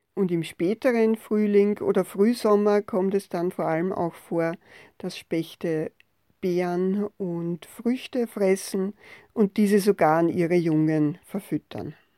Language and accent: German; Austria; bei uns in Österreich und auch in Wien